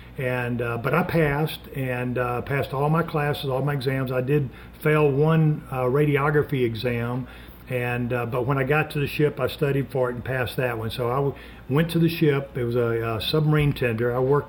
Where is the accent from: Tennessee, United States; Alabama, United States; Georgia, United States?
Alabama, United States; Montgomery; moved away as an adult; also born or lived in Gaffney, South Carolina / Birmingham, Alabama; I grew up in Montgomery, Alabama, and I wanted to get back to Alabama.